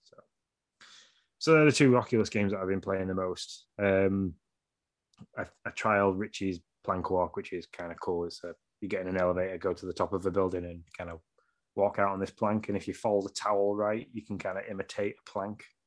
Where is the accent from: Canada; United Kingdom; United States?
United Kingdom; Yorkshire and the Humber; I'm from Yorkshire